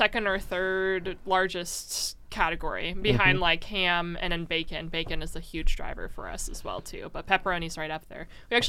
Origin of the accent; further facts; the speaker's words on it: Midwest, United States; And I mean, I grew up around the Midwest, nice culture or whatever